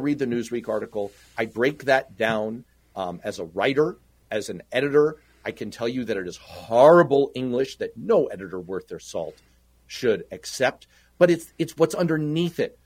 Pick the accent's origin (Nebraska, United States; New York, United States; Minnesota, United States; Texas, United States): New York, United States; New York City; I grew up in Manhattan. Mm-hmm. I grew up in New York City